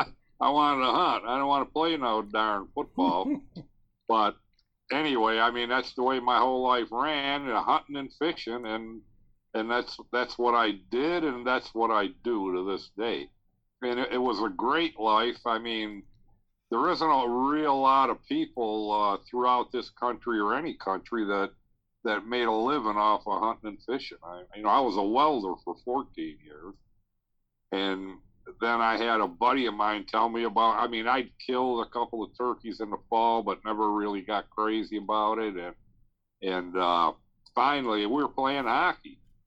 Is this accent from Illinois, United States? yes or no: no; Niagara Falls, New York, United States; Niagara Falls, New York.